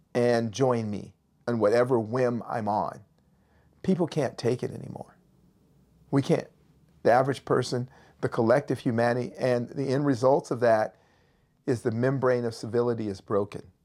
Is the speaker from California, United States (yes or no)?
yes; Berkeley, California, United States; I grew up in Berkeley, California.